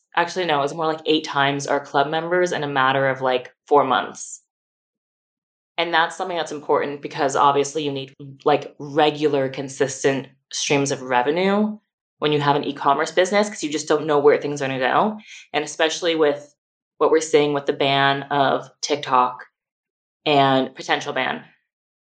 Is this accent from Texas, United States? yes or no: no; California, United States; moved away as an adult; now in Austin, United States; California, as much as I adore my home state